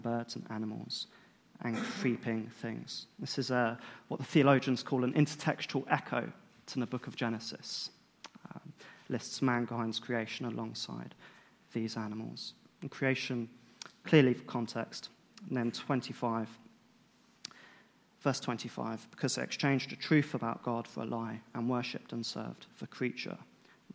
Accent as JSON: {"language": "English", "country": "United Kingdom", "said": "being British"}